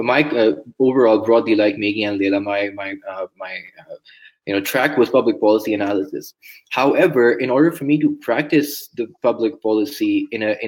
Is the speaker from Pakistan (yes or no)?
yes; Pakistan; moved away as an adult; now in California, United States; I come from Pakistan, right? A country like many developing nations that are facing a lot of social issues, social challenges, political challenges. And you know, growing up as a teenager